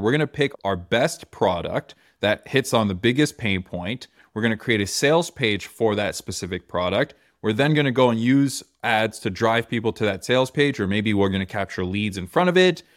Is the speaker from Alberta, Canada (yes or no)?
no; Toronto, Ontario, Canada; we're in Toronto, I'm from Toronto